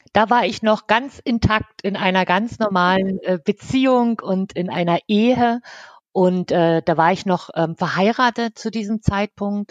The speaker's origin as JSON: {"language": "German", "region": "East Germany", "country": "Germany", "tie": "born or raised there", "moved": "as an adult", "said": "geboren bin ich im Osten. Dort habe ich auch 18 Jahre gelebt"}